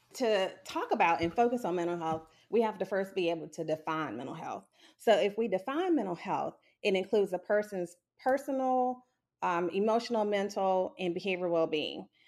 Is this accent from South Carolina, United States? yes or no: yes; Sumter, South Carolina, United States; I was born and raised in Sumter, South Carolina